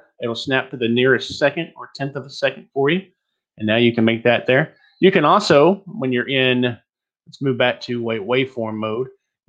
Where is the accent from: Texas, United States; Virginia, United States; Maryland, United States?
Texas, United States; accent: Texas; which helped me a lot to get rid of my Texas accent and get that Midwestern sound that I've got.